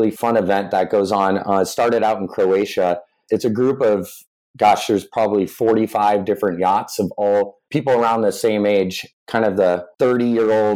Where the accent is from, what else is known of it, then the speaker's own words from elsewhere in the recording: Lakewood, Colorado, United States; my parents own and operate a family-owned jewelry store back where I grew up in Lakewood, Colorado